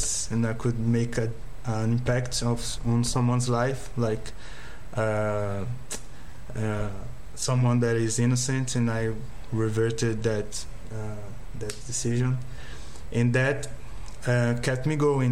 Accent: Brazil; here in Brazil

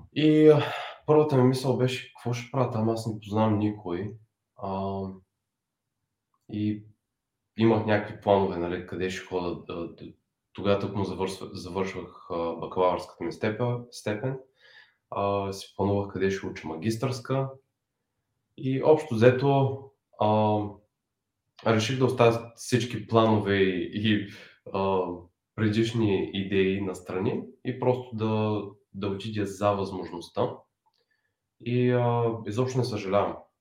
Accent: Bulgaria; moved away; also born or lived in San Francisco Bay Area; решихме, че ще се преместим в България. Аз да се завърна

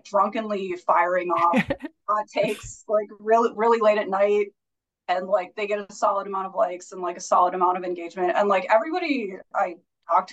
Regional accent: Minneapolis, Minnesota, United States; I'm from Minneapolis, Minnesota. I've been living here for probably like 15 years at this point

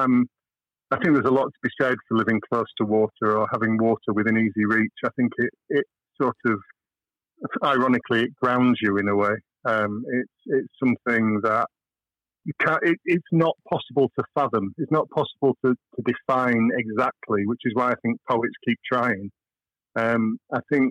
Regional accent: Chiltern Hills, South East England, United Kingdom; also born or lived in Hull; we moved away down to the rolling Chiltern Hills

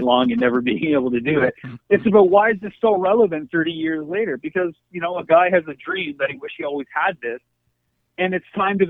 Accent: Canada; also born or lived in United States; being a Canadian, growing up as an outsider by default

